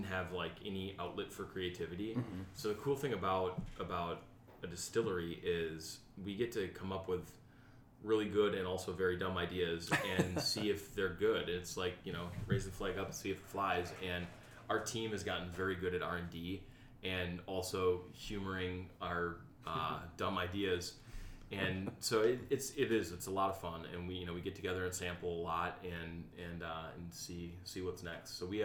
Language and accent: English; Wisconsin, United States; I'm from Wisconsin